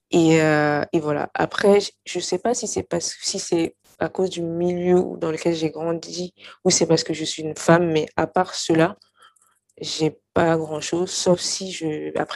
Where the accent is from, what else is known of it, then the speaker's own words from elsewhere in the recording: Mali; now in France; moi, de toute façon, j'ai quitté le Mali depuis longtemps, ça fait 11 ans, bientôt plus de, plus de 11 ans. Et donc, quand j'y étais, j'étais assez jeune